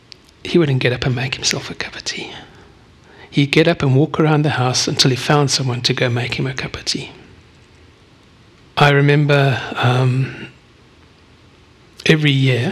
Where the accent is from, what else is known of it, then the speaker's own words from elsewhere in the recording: South Africa; born there; I was born 55 years ago, on the 17th of July, 1968, in South Africa. My accent does not give that away, but that's okay.